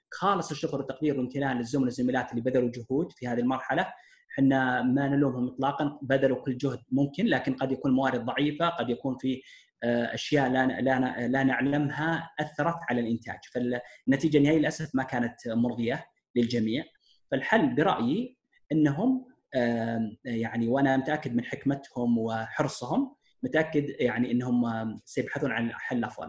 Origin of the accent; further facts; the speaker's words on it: Saudi Arabia; عندنا في السعودية